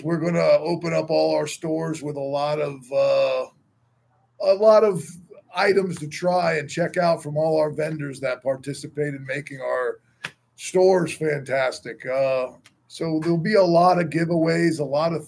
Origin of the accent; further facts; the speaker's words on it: New York City, New York, United States; New York, I'm a New Yorker born and raised